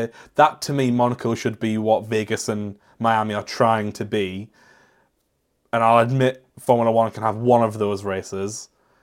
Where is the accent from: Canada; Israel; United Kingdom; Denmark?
United Kingdom; I am British